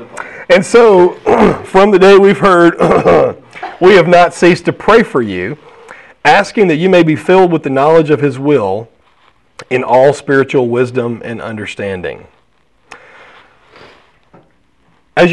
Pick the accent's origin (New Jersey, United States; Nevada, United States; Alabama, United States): Alabama, United States; I'm from Alabama